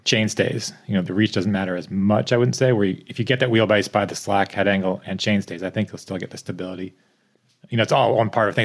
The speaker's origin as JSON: {"language": "English", "region": "East Coast", "country": "United States", "tie": "born or raised there", "moved": "yes", "lives_now": "Bellingham, United States", "said": "I grew up in the East Coast"}